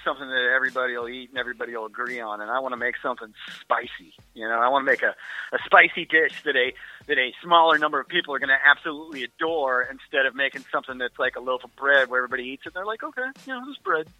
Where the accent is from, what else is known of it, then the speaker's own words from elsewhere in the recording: Midwest, United States; I'm from the Midwest.